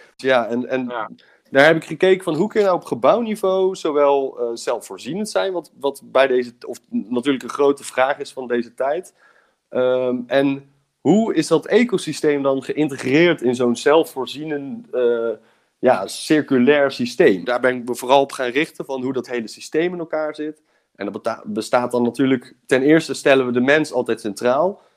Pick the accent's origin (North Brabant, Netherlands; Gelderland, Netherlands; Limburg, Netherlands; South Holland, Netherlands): North Brabant, Netherlands; Breda; moved away as an adult; now in Delft, Netherlands; ik ben opgegroeid in Breda. Ik woon nu in Delft